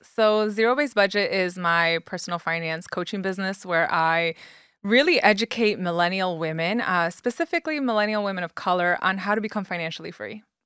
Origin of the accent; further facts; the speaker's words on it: New York City, New York, United States; moved away as an adult; now in Jersey City, United States; So I was born and raised in the Bronx, New York